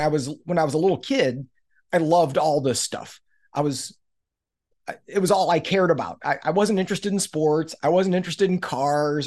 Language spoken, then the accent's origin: English; Missouri, United States; I grew up in Missouri, which is the show me state